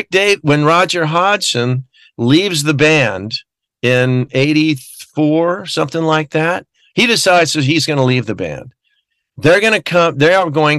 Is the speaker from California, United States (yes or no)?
yes; Glendale, California, United States; I grew up in Glendale, California.